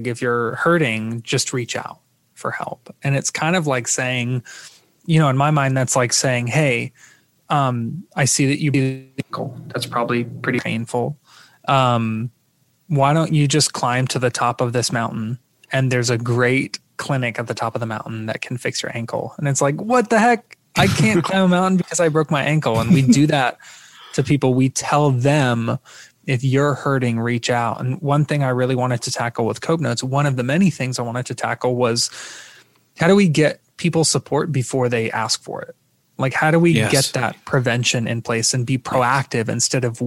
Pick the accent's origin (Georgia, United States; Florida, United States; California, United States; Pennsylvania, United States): Florida, United States; I'm from Florida